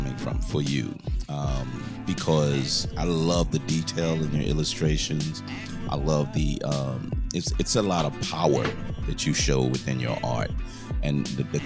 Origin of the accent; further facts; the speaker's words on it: New York, United States; now in Atlanta, United States; We're both in Atlanta, but I'm originally from New York